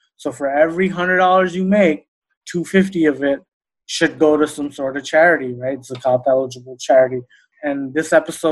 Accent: New York, United States; growing up in New York

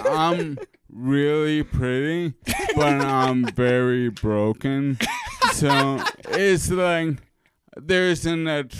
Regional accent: New York City, New York, United States; moved away; also born or lived in Chicago; I'm from Queens. And we say curse and not cuss.

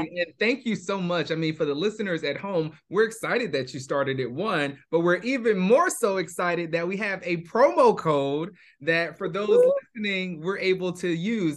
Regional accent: New York, United States; moved away as an adult; now in Bay Area, United States; I was born and raised in New York

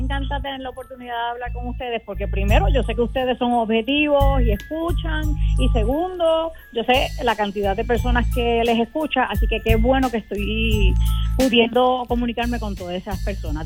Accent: Puerto Rico; como puertorriqueña

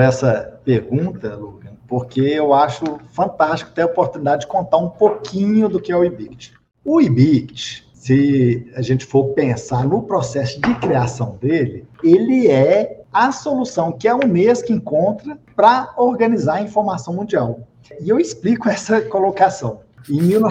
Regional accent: Minas Gerais, Brazil; accent: mineiro; now in Brasília, Brazil; mas eu não sou daqui, eu sou originário de Minas Gerais, eu ainda tenho um pouquinho de sotaque mineiro

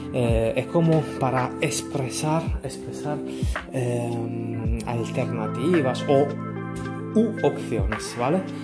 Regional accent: Sicily, Italy; Spanish is a second language; yo soy de Sicilia

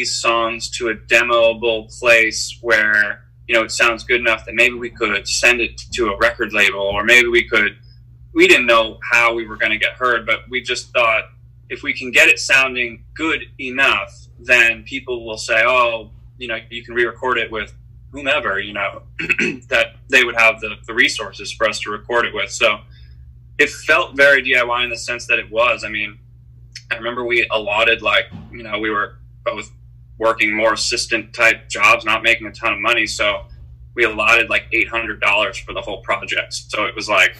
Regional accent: Philadelphia, Pennsylvania, United States; moved away as an adult; also born or lived in Boston; now in Los Angeles, United States; Sam Cooper, who's the guitar player in the band who I grew up with in Philadelphia

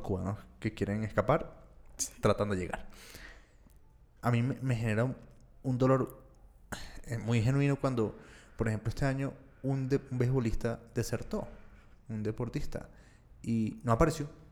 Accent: Venezuela; yo que soy venezolano

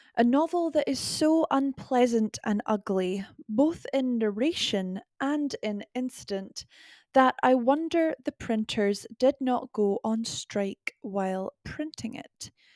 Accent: Scotland, United Kingdom; accent: Scottish

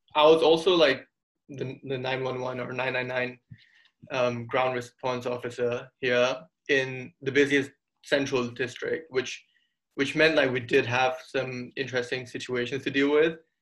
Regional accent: Singapore; also born or lived in India; I'm from Singapore. I've lived here basically my whole life. I mean, my, I was born in India, but my parents moved here when I was two years old.

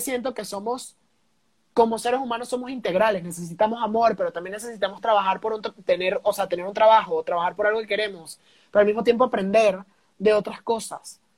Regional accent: Venezuela; now in Mexico; yo no soy de aquí, soy de Venezuela, llego a México

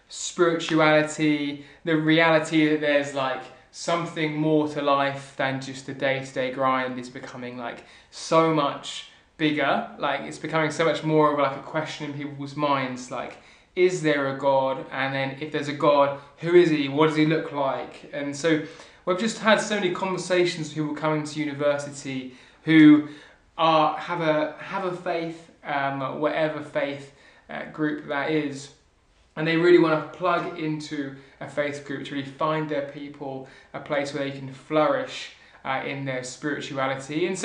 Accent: Southampton, South East England, United Kingdom; I'm from Southampton

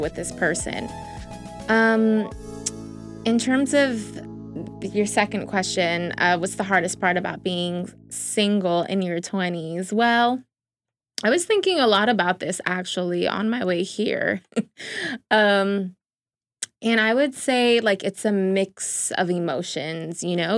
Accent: New York City, New York, United States; I'm also from the Bronx

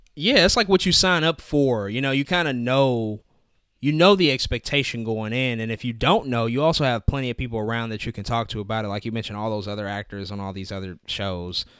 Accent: St. Louis, Missouri, United States; I'm from Saint Louis

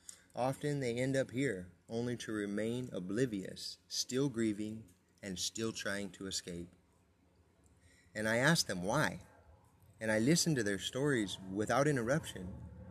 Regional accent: San Bernardino, California, United States; I was born and raised in San Bernardino, California, where the Santa Fe Railroad splits the city in two. I moved around a lot, but the west side always had my heart.

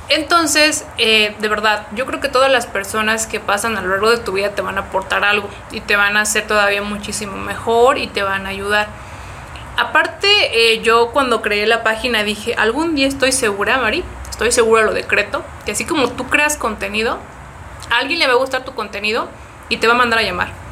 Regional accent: Mexico City, Mexico; La MEMF, soy de Ciudad de México.

